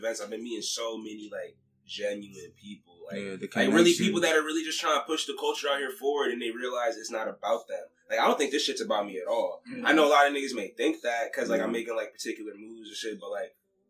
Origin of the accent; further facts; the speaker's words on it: Lehigh Valley, Pennsylvania, United States; I be all throughout this bitch, so I claim the entire Valley